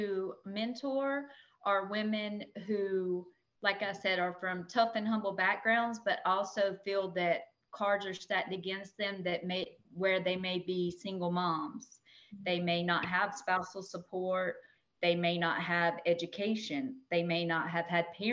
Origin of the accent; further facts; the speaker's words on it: Tifton, Georgia, United States; moved away as an adult; now in Tallahassee, United States; I'm from South Georgia, I'm from Tifton, Georgia